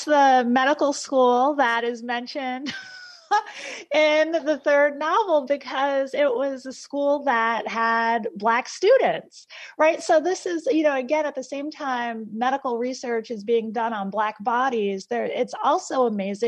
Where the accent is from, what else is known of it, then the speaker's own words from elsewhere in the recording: Essex County, New Jersey, United States; I am from New Jersey, and I am now writing a piece that relies on the history of where I live and where I'm from in Essex County, New Jersey.